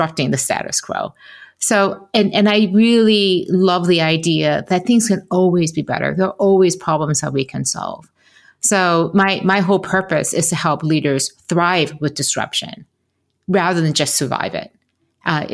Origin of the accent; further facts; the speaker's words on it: Detroit, Michigan, United States; growing up in Detroit